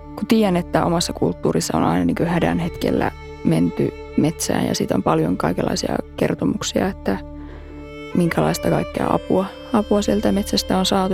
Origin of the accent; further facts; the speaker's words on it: Keväjärvi, Lapland, Finland; minä olen kotoisin sellaista kylästä kuin Keväjärvi